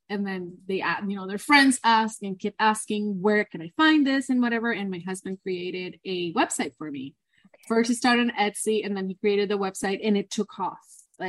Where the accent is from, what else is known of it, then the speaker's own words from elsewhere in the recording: Corozal, Puerto Rico; moved away as an adult; also born or lived in California; now in Arizona, United States; Yeah, I am from Puerto Rico, from Corozal, which is like the mountains of Corozal, of Puerto Rico.